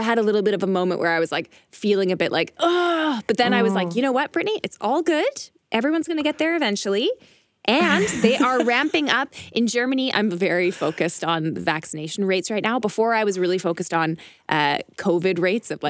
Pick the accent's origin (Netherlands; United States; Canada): Canada; moved away; also born or lived in Berlin; we're both Canadian.